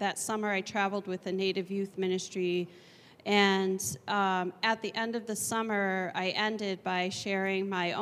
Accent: Seneca Tribe, New York, United States; I am from the Seneca Tribe in New York State.

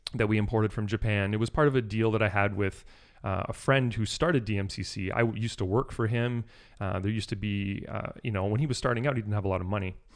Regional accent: New Brunswick, Canada; also born or lived in Toronto, Canada; I was born in Toronto, but we moved down east to New Brunswick when I was about eleven or twelve years old

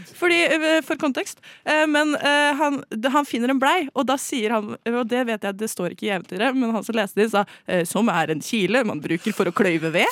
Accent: Valdres, Innlandet, Norway; i Valdres, der jeg er fra

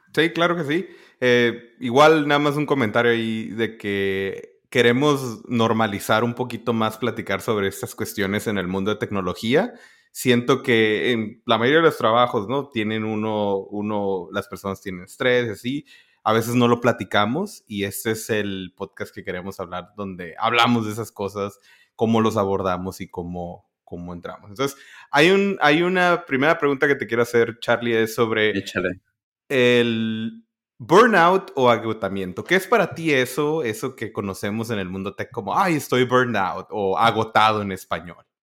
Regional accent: northern border, Mexico; now in United States; Y yo de la frontera.

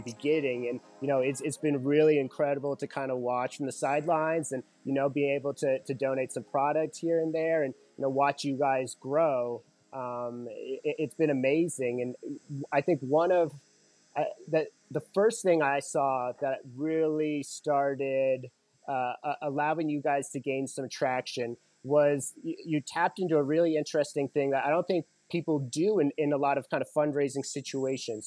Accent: Colorado, United States; Growing up in Colorado

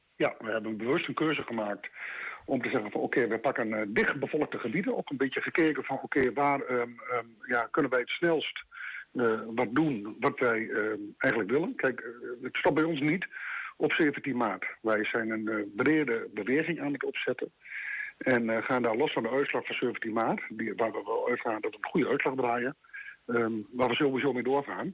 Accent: Netherlands; wij zijn Nederlanders

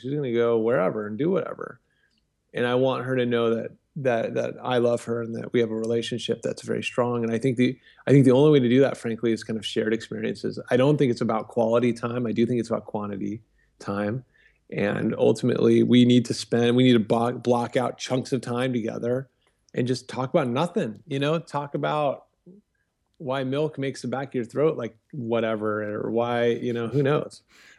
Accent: Vienna, Virginia, United States; I grew up in Northern Virginia, Vienna, Virginia. I'm the oldest of 7 kids.

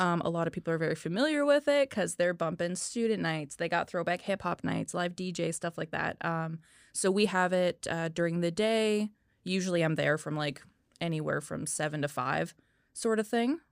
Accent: North Vancouver, British Columbia, Canada; also born or lived in Kamloops; I'm actually originally from North Vancouver

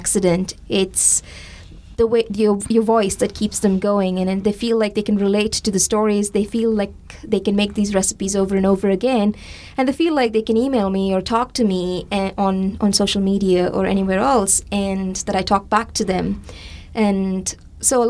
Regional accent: India; moved away; my memories of growing up in India

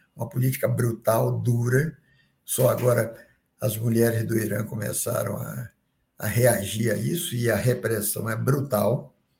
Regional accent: Bahia, Brazil; now in Rio de Janeiro, Brazil; eu sou baiano, morando aqui no Rio

